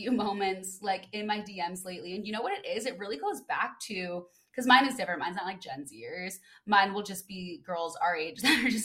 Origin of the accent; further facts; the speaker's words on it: Midwest, United States; moved away; also born or lived in California; I was like from the Midwest